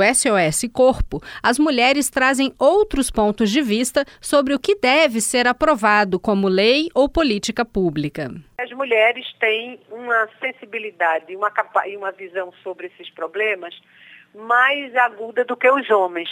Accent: Sweden; Portuguese is a second language; moved away as an adult; now in Brazil; Na Suécia, que é o meu país de origem

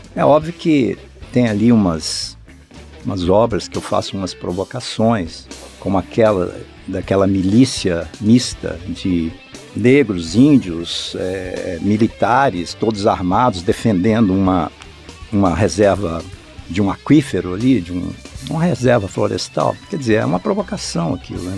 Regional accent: Brasília, Federal District, Brazil; a minha família veio para cá, eu, eu tinha oito anos de idade. E eu cresci em Brasília

